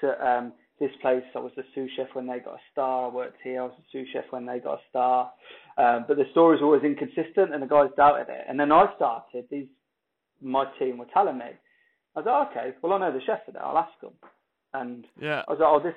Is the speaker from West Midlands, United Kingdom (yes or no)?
yes; Coventry, West Midlands, United Kingdom; England, place called Coventry